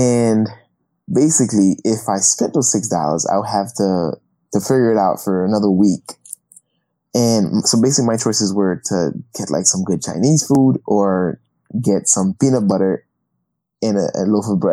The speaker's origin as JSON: {"language": "English", "country": "Haiti", "tie": "born or raised there", "said": "I grew up in Haiti"}